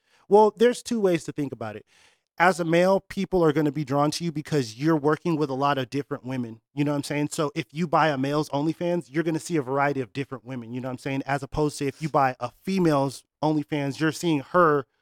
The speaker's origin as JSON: {"language": "English", "region": "Rhode Island", "country": "United States", "also_born_or_lived": "Northtown", "moved": "yes", "said": "Originally, I'm from Rhode Island"}